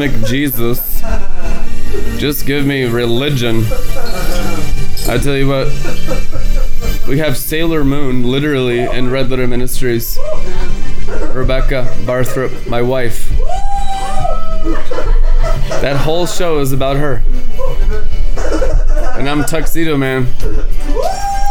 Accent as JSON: {"language": "English", "country": "United States", "said": "an American boy"}